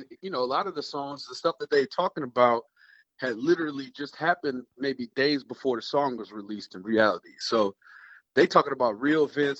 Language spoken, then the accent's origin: English; Chicago, Illinois, United States; I am from Chicago.